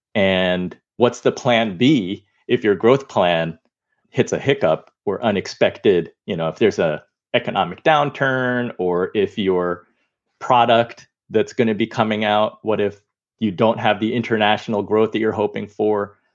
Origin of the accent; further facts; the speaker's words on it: United States; I'm Chinese American.